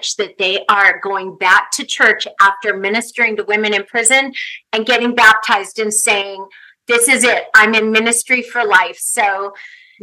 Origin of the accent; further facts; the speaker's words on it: Southern California, United States; also born or lived in Ensenada, Mexico; I grew up in Southern California